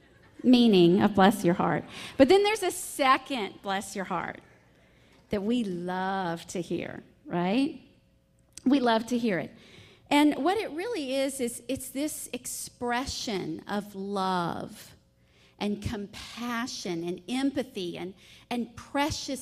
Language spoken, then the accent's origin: English; the South, United States; accent: Southern; from my strong accent and my sweet smile, I'm a Southern belle